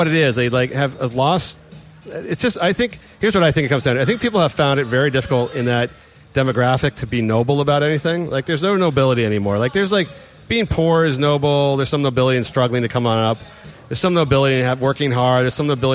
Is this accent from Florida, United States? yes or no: no; San Francisco, California, United States; I grew up in San Francisco